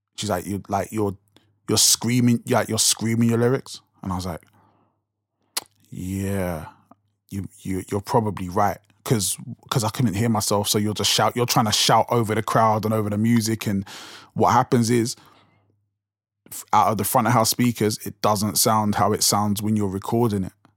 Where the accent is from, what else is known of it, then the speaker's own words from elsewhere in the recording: London, United Kingdom; accent: South London; it's so, like, South London accent strong